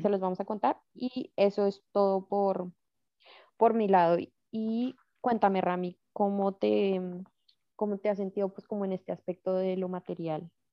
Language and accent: Spanish; Colombia; como cultura colombiana estamos como muy enseñados a trabaje, trabaje y eche para adelante